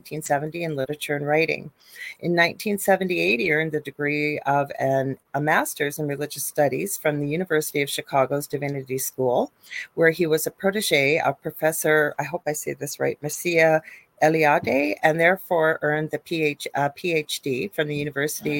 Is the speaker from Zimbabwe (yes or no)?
no; Canada; I am a Canadian spiritual medium